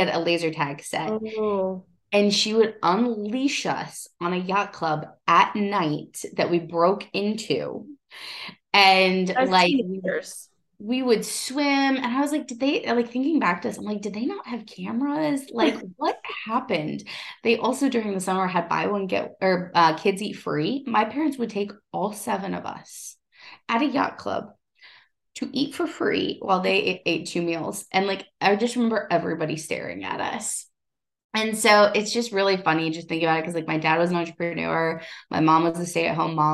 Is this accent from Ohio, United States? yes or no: yes; Ohio, United States; I come from Ohio